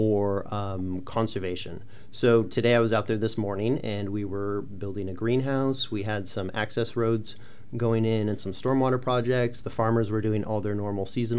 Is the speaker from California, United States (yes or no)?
yes; Central Valley of California, United States; I grew up in the Central Valley of California